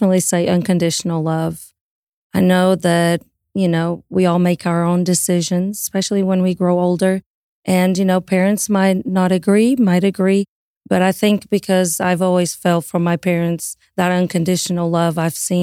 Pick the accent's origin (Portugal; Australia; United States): Portugal; moved away; also born or lived in Italy; we're both originally from Portugal